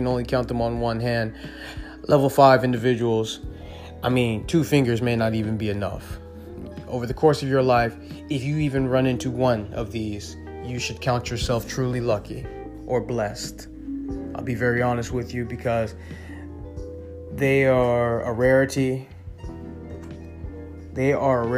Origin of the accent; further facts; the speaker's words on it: Inglewood, California, United States; also born or lived in Baruta, Caracas, Venezuela; I grew up in Inglewood, California.